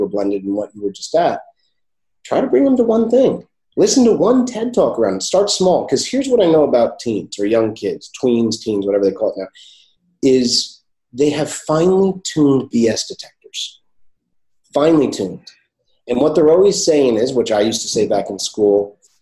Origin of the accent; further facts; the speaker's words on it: Morristown, New Jersey, United States; I grew up in Morristown, New Jersey